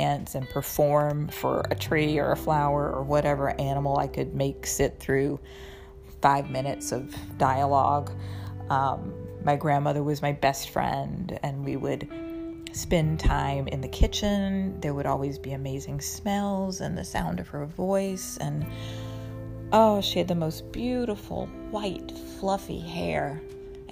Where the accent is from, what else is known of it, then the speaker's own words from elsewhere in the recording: North Carolina, United States; also born or lived in San Francisco / Manhattan; now in New York, United States; I grew up in North Carolina. I moved to San Francisco, where I lived for 10 years, and I've been in Manhattan for almost 11.